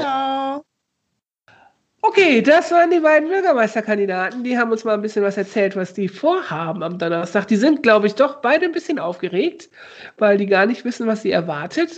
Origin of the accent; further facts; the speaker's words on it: Osnabrück, Lower Saxony, Germany; moved away; Ich komm ja aus Osnabrück